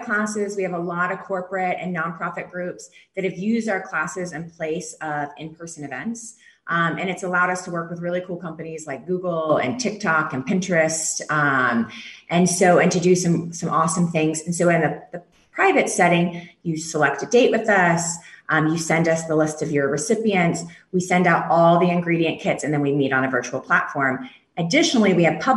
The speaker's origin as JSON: {"language": "English", "region": "the South", "country": "United States", "said": "we're from the South"}